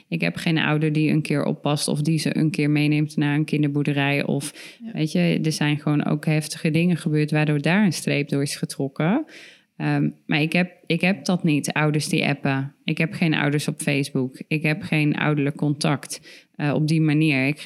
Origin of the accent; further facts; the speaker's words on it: Tilburg, North Brabant, Netherlands; we kwamen gewoon uit Tilburg.